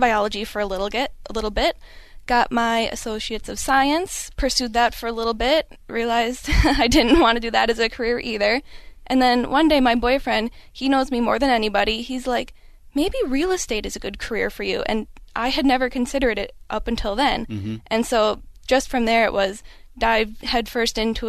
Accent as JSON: {"language": "English", "town": "Escanaba", "region": "Michigan", "country": "United States", "tie": "born or raised there", "also_born_or_lived": "Chicago, Illinois", "moved": "as an adult", "lives_now": "Twin Cities, Minnesota, United States", "said": "I'm from Michigan. I'm from the Upper Peninsula, little town called Escanaba. Just moved to the Twin Cities"}